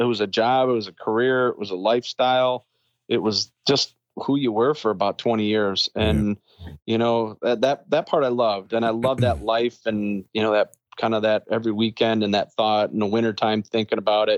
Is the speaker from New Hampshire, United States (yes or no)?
no; New York, United States; moved away as an adult; I went back to New York, my hometown, and living in my hometown